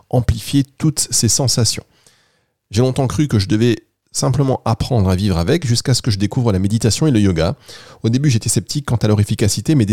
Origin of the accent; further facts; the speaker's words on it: Angers, Pays de la Loire, France; je viens d'Angers.